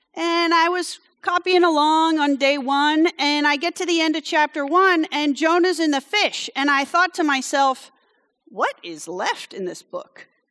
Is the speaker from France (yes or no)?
yes; France; moved away; I grew up in France, so when I get indignant, it comes out in French.